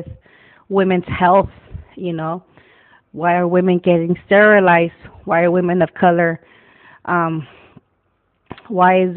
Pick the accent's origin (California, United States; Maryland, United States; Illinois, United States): California, United States; Wilmington; I grew up in Wilmington, California, went to Banning High.